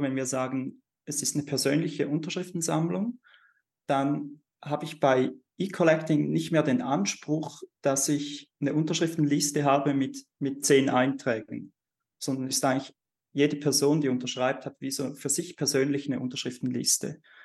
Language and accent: German; Switzerland; bei uns in der Schweiz